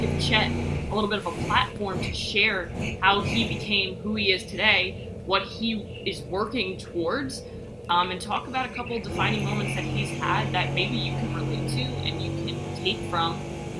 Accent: New York City, New York, United States; I'm from Rockaway Beach. Born and raised

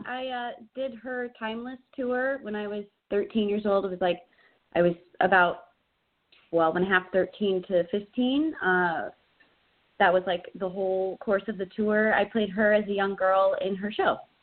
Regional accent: Chicago, Illinois, United States; now in Los Angeles, United States; I'm originally from Chicago, and that's where I got my start in professional theater

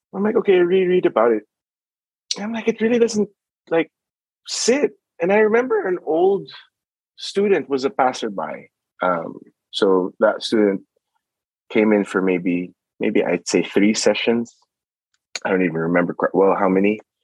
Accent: Philippines; moved away; I grew up in the Philippines

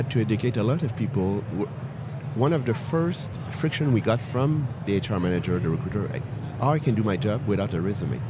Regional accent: France; accent: French; now in California, United States; We have a French accent. I'm based out of Montreal.

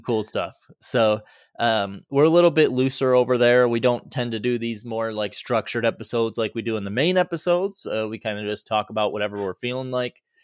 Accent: Boise, Idaho, United States; my hometown. So here in Boise

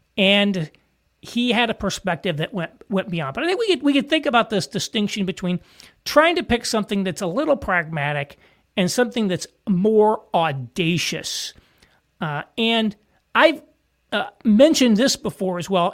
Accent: southern Indiana, United States; moved away; small town in southern Indiana, like where I'm from

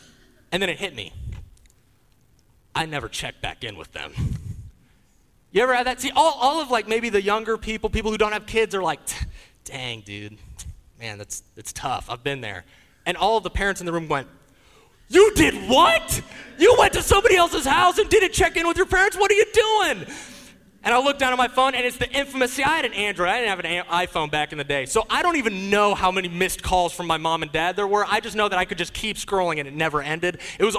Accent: Leidschendam, South Holland, Netherlands; born there; also born or lived in Wales; So I grew up overseas. I was born in Leidschendam in the Netherlands in Europe. But there was a brief period of time between the ages of 10 and 13 years old where my family lived in the United Kingdom.

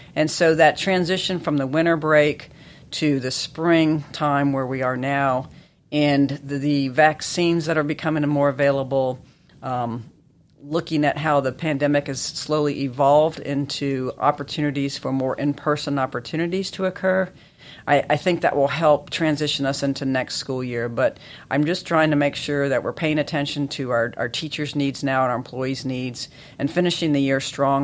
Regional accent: Chapel Hill, North Carolina, United States; I grew up in Chapel Hill

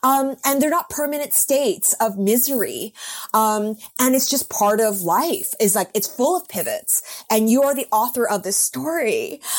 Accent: Vancouver, British Columbia, Canada; moved away as an adult; also born or lived in New York; I moved back to my hometown of Vancouver

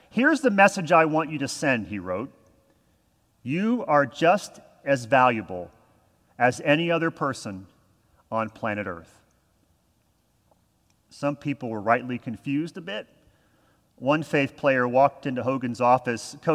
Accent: Texas, United States; I'm from Texas. This does not happen.

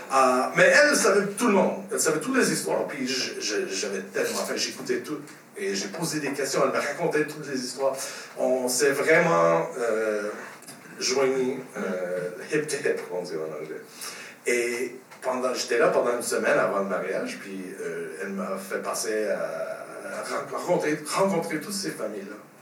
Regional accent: Montreal, Quebec, Canada; also born or lived in Châteauguay; je suis né ici à Montréal.

